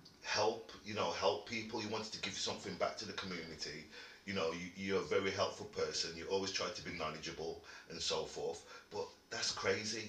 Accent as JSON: {"language": "English", "town": "Wolverhampton", "region": "West Midlands", "country": "United Kingdom", "tie": "born or raised there", "said": "I was a young lad growing up in Wolverhampton"}